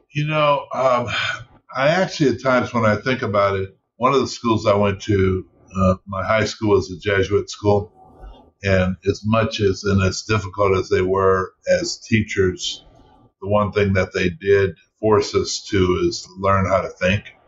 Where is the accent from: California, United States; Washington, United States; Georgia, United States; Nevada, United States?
Washington, United States; Seattle; also born or lived in Louisiana (family roots); now in Los Angeles, United States; I grew up in Seattle